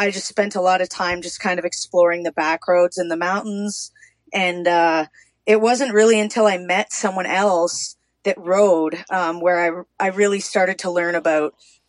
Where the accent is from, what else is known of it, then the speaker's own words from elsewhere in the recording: Canada; now in Azle, United States; I'm from Canada. I'm sitting here in Texas right now, but I am Canadian.